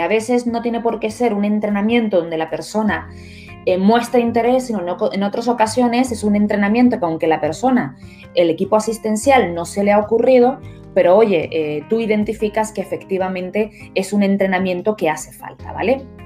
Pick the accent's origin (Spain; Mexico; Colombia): Spain; Nosotros como españoles